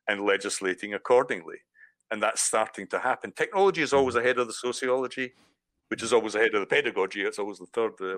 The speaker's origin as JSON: {"language": "English", "region": "Scotland", "country": "United Kingdom", "accent": "Scottish", "moved": "yes", "lives_now": "Brighton, United Kingdom", "said": "I suppose the Scottish accent"}